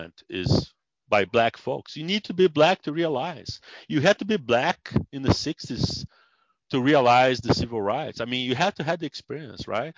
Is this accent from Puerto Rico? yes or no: no; Brazil; English is a second language; moved away as an adult; also born or lived in San Diego, United States; now in United States; In Brazil, I was a psychologist.